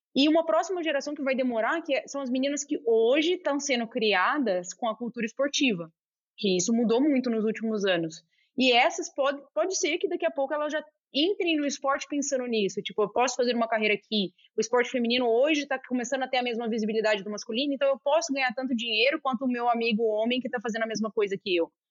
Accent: Goiânia, Goiás, Brazil; moved away; also born or lived in Brasília; eu cresci em Goiânia, depois eu fui, fui para Brasília

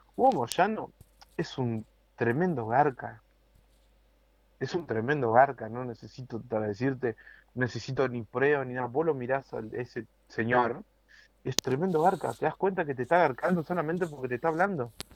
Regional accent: Argentina; Me cuesta dejar mi país porque es un país que yo, cuando era muy chico, conocí una parte que ahora ya no existe.

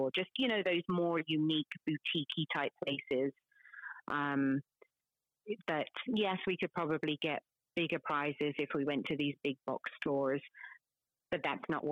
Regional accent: London, United Kingdom; moved away; I'm from London

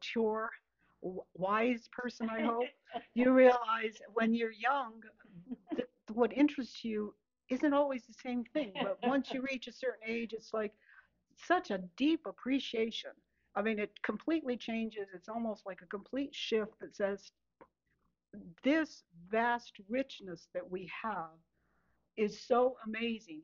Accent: New Mexico, United States; moved away; I'm from New Mexico originally

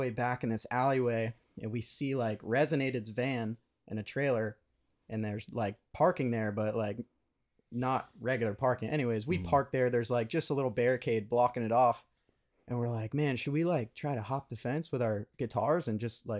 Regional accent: Daytona Beach, Florida, United States; we're from Daytona Beach, so a little ways away

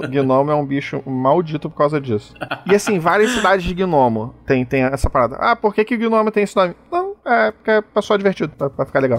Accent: Rio de Janeiro, Brazil; eu sou carioca

